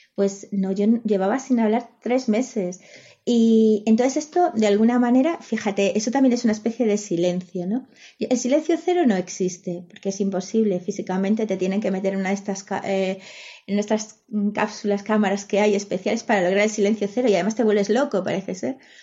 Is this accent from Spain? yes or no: yes; Galicia, Spain; first language Spanish; la lengua que, eh, que, he hablado desde pequeña es el castellano. El gallego la, he mamado, pero mi familia no era gallego hablante